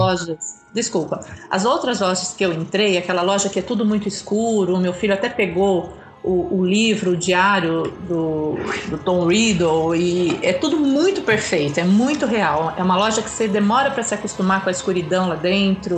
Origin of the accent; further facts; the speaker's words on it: Brazil; você fala que é do Brasil